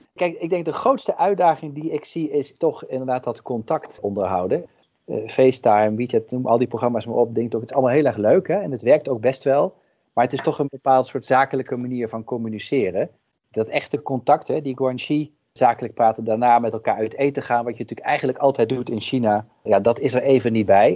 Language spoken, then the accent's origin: Dutch; Netherlands; wij ook als Nederlanders